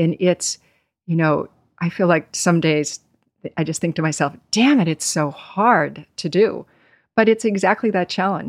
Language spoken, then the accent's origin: English; Nevada, United States; also born or lived in Boston, Massachusetts; now in New York, United States; I was born in Boston and then spent some years on the West Coast in Nevada and ultimately moved to New York as a young woman when I was 19.